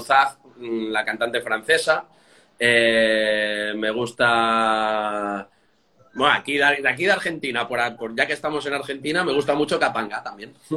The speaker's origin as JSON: {"language": "Spanish", "region": "Catalonia", "country": "Spain", "moved": "yes", "lives_now": "Madrid, Spain", "said": "yo soy catalán, no español"}